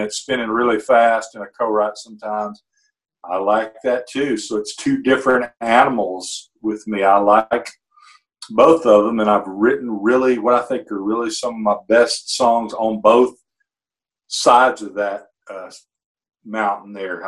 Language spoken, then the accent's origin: English; Muscle Shoals, Alabama, United States; here in my hometown, Muscle Shoals, Fame Recording Studios